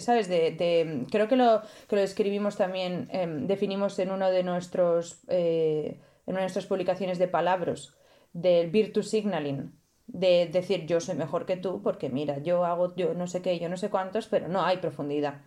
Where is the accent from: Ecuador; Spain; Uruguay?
Spain; moved away; also born or lived in Italy; yo soy de España